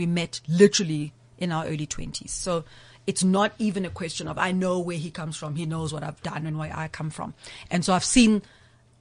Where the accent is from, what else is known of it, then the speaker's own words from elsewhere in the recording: Umlazi, KwaZulu-Natal, South Africa; Growing up in Mlazi, I speak Zulu fluently